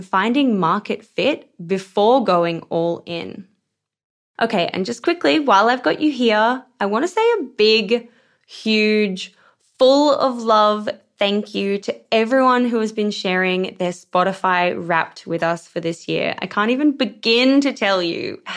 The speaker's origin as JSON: {"language": "English", "region": "Queensland", "country": "Australia", "said": "I'm a Queensland girl"}